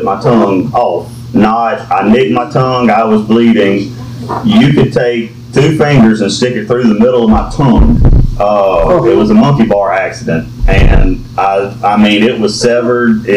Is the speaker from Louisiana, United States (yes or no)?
yes; Amite, Louisiana, United States; I'm from Amite, Louisiana. Born and raised